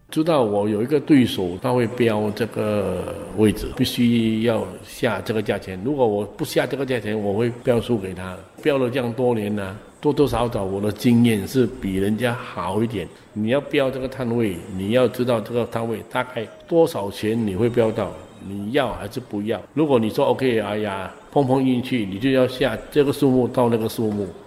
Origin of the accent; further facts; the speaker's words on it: Singapore; 我是从小在牛车水长大，我每一年都是这样过啊。以前我很小的时候，我父母也是在这边做生意